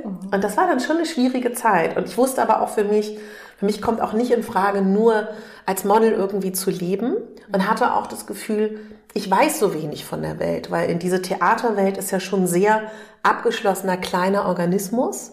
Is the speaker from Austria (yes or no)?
no; Berlin, Germany; ich komme aus Berlin